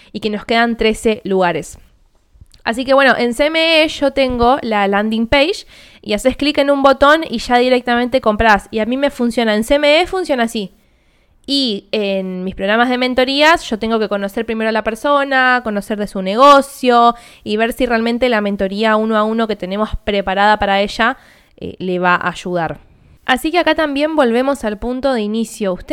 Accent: Argentina; yo, como argentina y teniendo cuenta bancaria en Argentina, voy a elegir comprarlo a 250 mil pesos

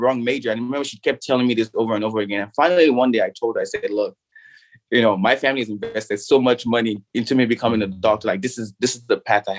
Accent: Nigeria; the country that I grew up in Nigeria

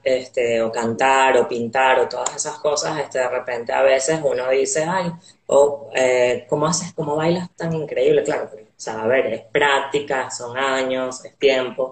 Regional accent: Venezuela; nací en Venezuela

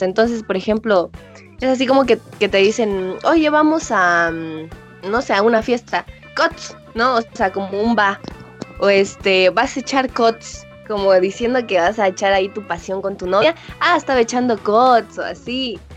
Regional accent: Comitán, Chiapas, Mexico; moved away as an adult; now in Tuxtla Gutiérrez, Mexico; yo soy originaria de Comitán, Chiapas. Eh, vivo en Tuxtla porque estudio allá

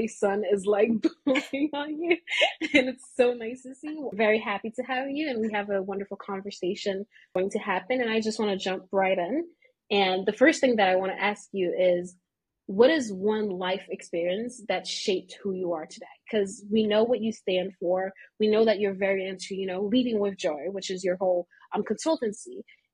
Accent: Haiti; moved away as an adult; now in United States; I'm from Haiti and I moved to the US in 2021.

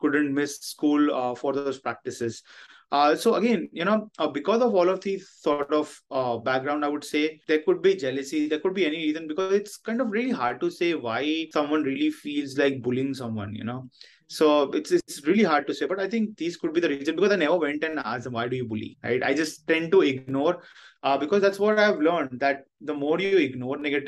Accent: Mumbai, Maharashtra, India; I have been born and brought up in Mumbai.

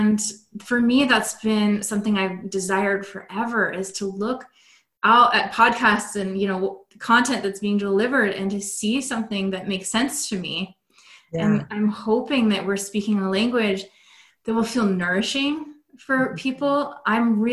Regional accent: West Coast of America, United States; I'm from the West Coast of America

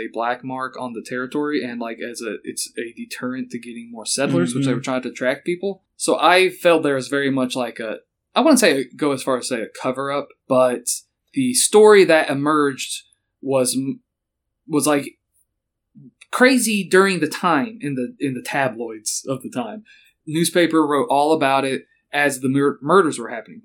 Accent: Kentucky, United States; I am from Kentucky.

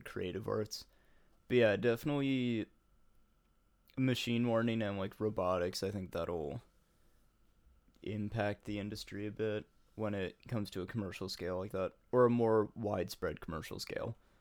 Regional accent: United States; I'm an American

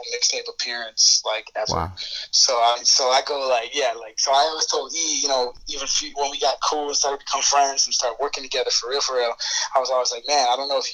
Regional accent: Hollywood, Florida, United States; also born or lived in England / North Miami Beach; I grew up in Hollywood. When my family first moved to Florida from England, we lived in North Miami Beach, but by the time I started going to school, we had moved up to Broward.

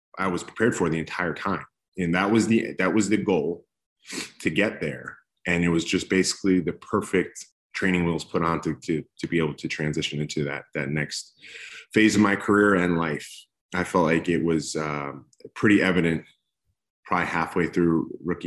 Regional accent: East Coast, United States; also born or lived in Los Angeles, California; now in Texas, United States; I grew up on the East Coast

